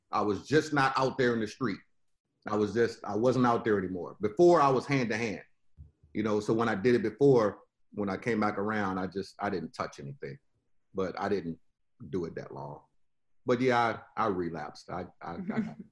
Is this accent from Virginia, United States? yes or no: yes; Richmond, Virginia, United States; now in Florida, United States; I'm originally from Richmond, VA. You know, deep in the South. You know, grew up in that particular environment.